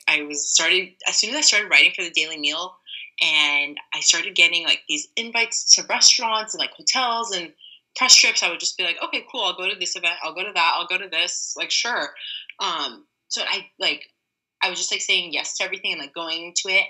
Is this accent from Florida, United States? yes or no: no; LA Orange County area, Southern California, United States; also born or lived in New York; now in San Francisco, United States; I'm originally from Southern California, LA Orange County area